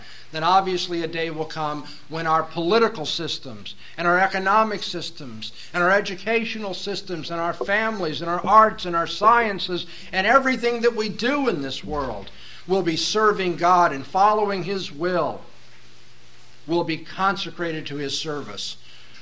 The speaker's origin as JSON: {"language": "English", "region": "Southern California", "country": "United States", "moved": "yes", "said": "I come from Southern California, from an urban area."}